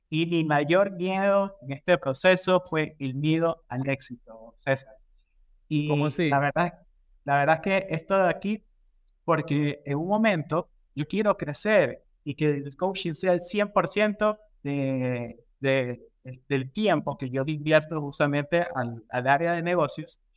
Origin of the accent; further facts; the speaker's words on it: Ecuador; Bueno, como les comentaba, yo soy de Ecuador, yo tengo más de 12 años trabajando en industrias de consumo masivo